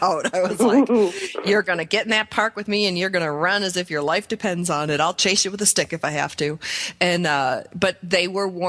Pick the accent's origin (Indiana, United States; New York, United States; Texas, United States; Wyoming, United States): New York, United States; Buffalo; moved away; I grew up in Buffalo where it was like 40 below zero